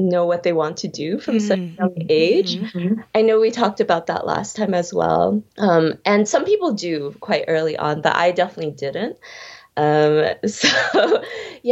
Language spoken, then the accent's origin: English; Chicago, Illinois, United States; also born or lived in Berlin; I grew up in Chicago